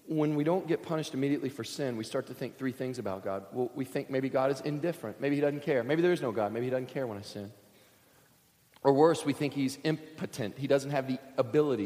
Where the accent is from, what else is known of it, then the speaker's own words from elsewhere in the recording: Kentucky, United States; I grew up in Kentucky, surrounded on three sides by crop fields.